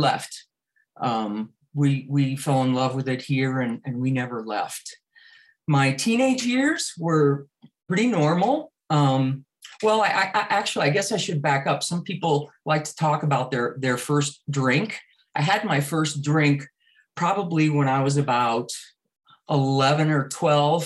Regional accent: South Florida, United States; also born or lived in Cuba; So my parents, who were in their early 30s, left Cuba and came to South Florida with myself, who was just about to turn 5

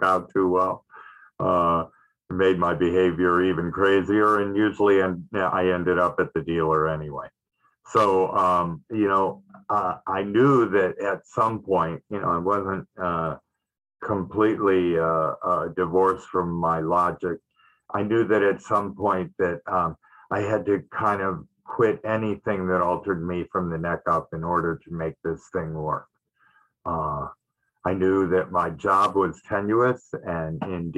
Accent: Detroit, Michigan, United States; I grew up in Detroit, Michigan

